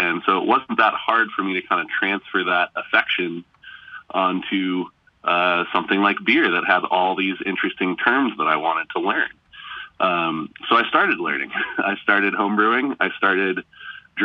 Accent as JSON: {"language": "English", "town": "Salt Lake City", "region": "Utah", "country": "United States", "tie": "born or raised there", "said": "I'm from Salt Lake City, Utah. I grew up here and I'm still there."}